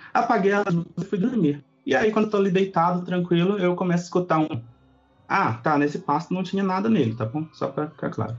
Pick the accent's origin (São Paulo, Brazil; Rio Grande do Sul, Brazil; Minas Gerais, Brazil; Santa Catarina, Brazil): Minas Gerais, Brazil; Itajubá; eu, eu sou do sul de Minas